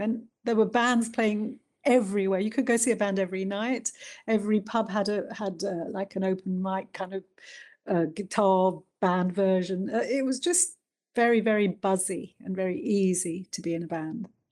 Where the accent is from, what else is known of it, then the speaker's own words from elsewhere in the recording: London, United Kingdom; also born or lived in India; I was uh, born in India um, mm-hmm. and I came over to London uh, when I was a baby.